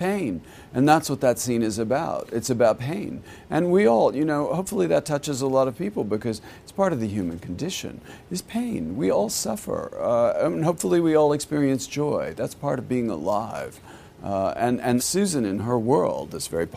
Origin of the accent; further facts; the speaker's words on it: Texas, United States; I grew up in Texas